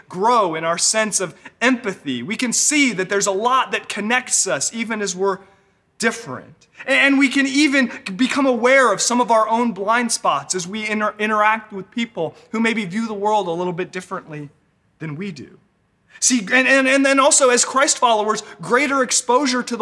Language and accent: English; Northern California, United States; also born or lived in Los Angeles; I was raised here in Northern California.